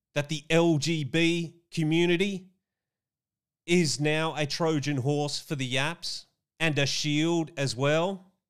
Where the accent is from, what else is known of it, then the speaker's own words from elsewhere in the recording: Australia; my home country of Australia